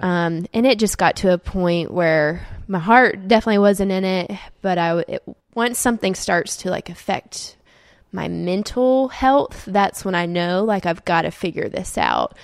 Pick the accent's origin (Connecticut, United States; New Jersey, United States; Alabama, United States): Alabama, United States; Auburn; moved away as an adult; also born or lived in Saint Petersburg, Florida / North Carolina / Atlanta; then moved to a very small town in North Carolina when I was little, and then grew up most of my life in Auburn